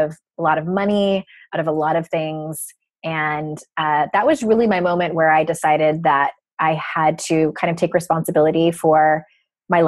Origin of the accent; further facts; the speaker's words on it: Southern California, United States; I grew up in Southern California